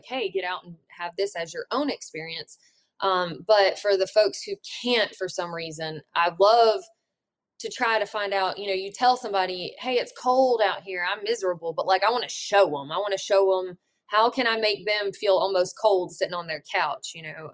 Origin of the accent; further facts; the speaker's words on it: Alabama, United States; also born or lived in Colorado; I should have spent more time in my home state